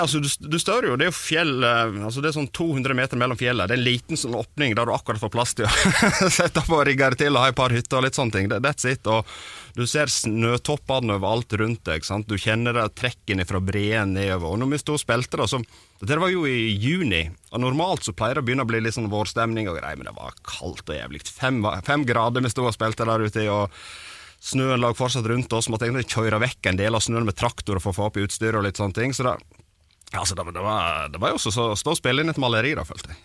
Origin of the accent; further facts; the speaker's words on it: Sogn, Vestland, Norway; Vi er fra Sogn og spiller metal